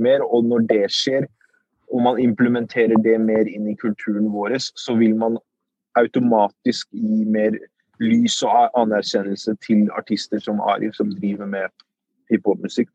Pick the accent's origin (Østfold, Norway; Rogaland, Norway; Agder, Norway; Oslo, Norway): Oslo, Norway; also born or lived in Iraq; Så jeg er oppvokst i Groruddalen. På Furuset